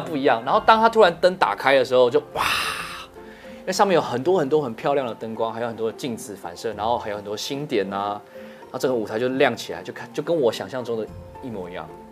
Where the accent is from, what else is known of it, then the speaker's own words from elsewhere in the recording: Taiwan; 我是台湾的